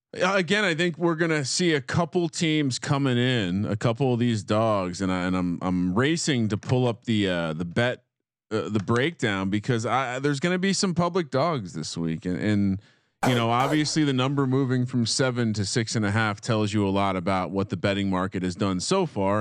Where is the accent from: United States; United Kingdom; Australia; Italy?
United States; Scotch Plains, New Jersey; I went to high school at Scott, in Scotch Plains, Fanwood